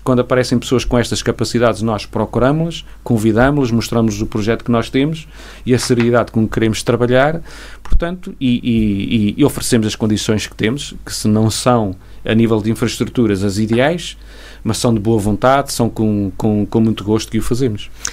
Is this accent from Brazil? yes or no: no; Castelo Branco, Centro, Portugal; now in Vila Real, Portugal; eu não sou de Vila Real, eu sou, venho, a minha origem é Castelo Branco